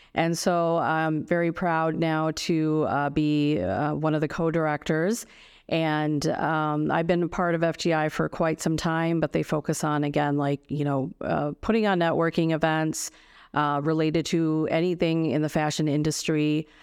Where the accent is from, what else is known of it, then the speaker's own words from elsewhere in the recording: United States; I grew up here in the States, but, um, my culture and heritage is, uh, from India